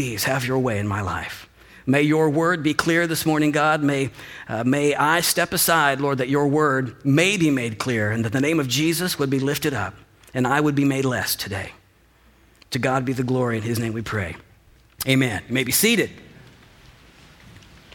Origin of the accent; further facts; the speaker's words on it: Mount Vernon, Illinois, United States; also born or lived in Marion, Illinois; we moved from Marion to Mount Vernon